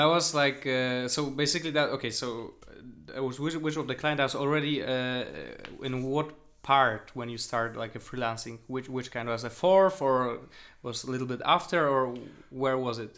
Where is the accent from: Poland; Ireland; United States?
Poland; moved away as an adult; now in Berlin, Germany; I come from Poland